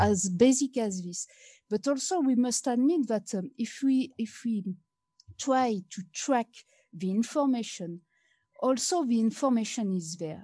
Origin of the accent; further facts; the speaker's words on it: France; English is a second language; moved away; I'm come from France